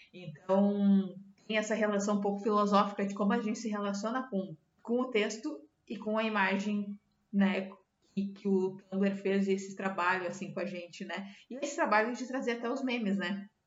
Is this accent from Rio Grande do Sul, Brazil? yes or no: yes; Dom Pedrito, Rio Grande do Sul, Brazil; also born or lived in Serra Gaúcha, Rio Grande do Sul; eu sou de Dom Pedrito, na fronteira do Rio Grande do Sul com o Uruguai